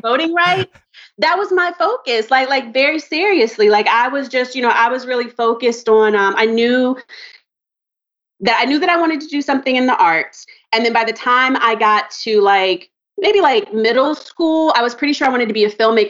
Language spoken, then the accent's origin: English; Maryland, United States; also born or lived in North Carolina / Charlotte, North Carolina; I was born in North Carolina my family moved up to Maryland when I was like, I was a baby. You know what I mean? So I did like all my grade school in Maryland